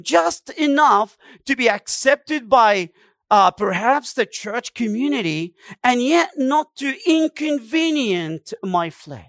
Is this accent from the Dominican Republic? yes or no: no; Egypt; I come from Egypt. We do the same thing. We give them numbers. We don't give them names.